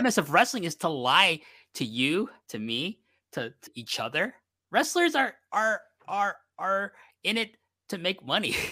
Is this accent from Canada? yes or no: yes; Canada; I'm from Canada